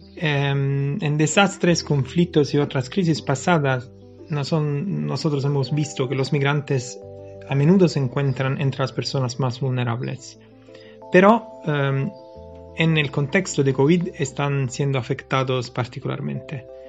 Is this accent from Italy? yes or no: yes; Naples, Campania, Italy; Yo vengo de Nápoles, estamos cerca del volcán Vesubio